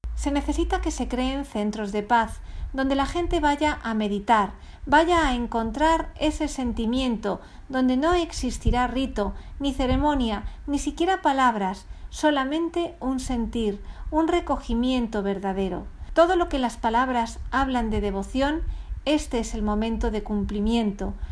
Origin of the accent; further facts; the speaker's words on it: Venezuela; Nací en Venezuela, mas no soy venezolano.